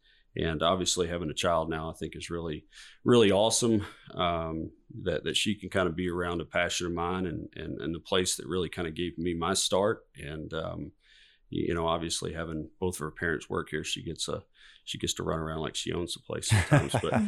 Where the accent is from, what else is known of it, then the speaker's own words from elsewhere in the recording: Georgia, United States; You know, I grew up in Southeast Georgia. My parents, my grandparents were Catholic. And so we would go to the Catholic Church.